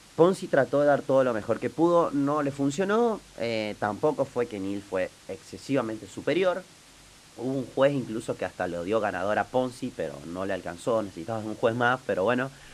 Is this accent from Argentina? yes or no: yes; Argentina; nosotros como argentinos